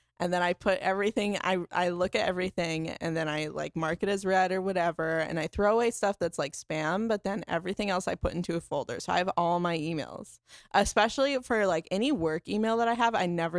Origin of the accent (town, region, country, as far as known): Melbourne, Florida, United States; born or raised there; moved away